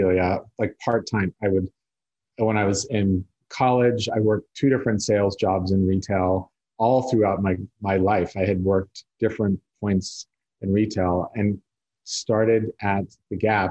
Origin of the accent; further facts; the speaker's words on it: South Lake Tahoe, California, United States; I grew up in South Lake Tahoe, which is a very small